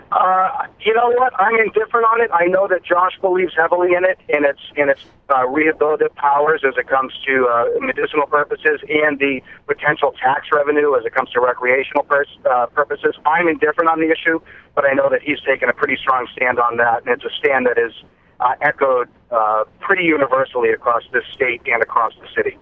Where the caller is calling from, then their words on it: Leominster, Massachusetts, United States; I'm calling from Leominster